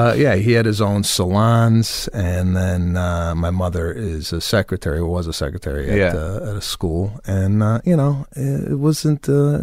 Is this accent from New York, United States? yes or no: no; Chicago, Illinois, United States; also born or lived in Arlington Heights; I grew up in Chicago, Illinois